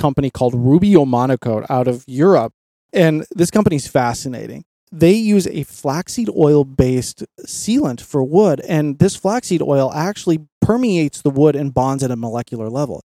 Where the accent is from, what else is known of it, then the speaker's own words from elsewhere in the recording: Colorado, United States; growing up in Colorado, my Uncle Bob and I would always go camping